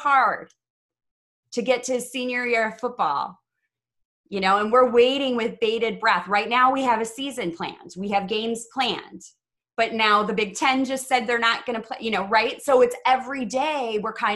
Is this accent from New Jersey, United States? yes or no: no; Chicago, Illinois, United States; I'm from Chicago